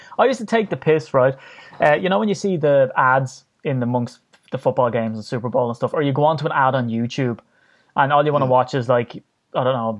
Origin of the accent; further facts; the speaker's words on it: Ireland; Yeah, I'm Irish.